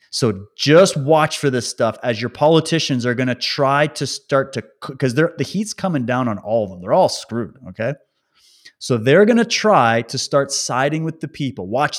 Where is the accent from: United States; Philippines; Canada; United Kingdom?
Canada; Alberta; born there; I was born in Alberta, just so you know. So I have a connection to that part of Canada.